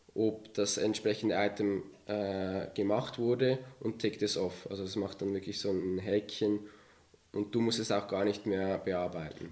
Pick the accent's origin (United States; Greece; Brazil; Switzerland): Switzerland; Villmergen, Aargau; ich komme ursprünglich aus dem Kanton Aargau in einem kleinen äh, Dorf namens Vilmergen aufgewachsen